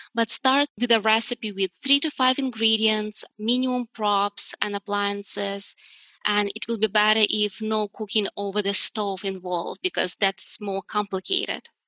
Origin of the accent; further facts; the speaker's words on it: Udmurtia, Russia; moved away; originally I'm from Russia and we have an area, it's called Udmurtia.